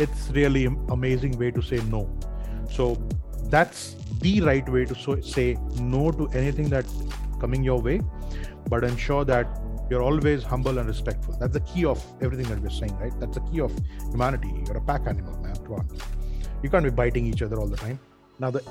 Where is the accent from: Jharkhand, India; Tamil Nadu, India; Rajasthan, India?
Jharkhand, India; Dhanbad; my hometown, Dhanbad